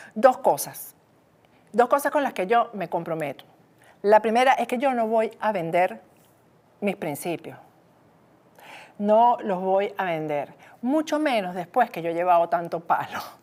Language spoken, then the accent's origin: Spanish; Venezuela; moved away; como venezolana, periodista, exiliada, perseguida por el régimen de Maduro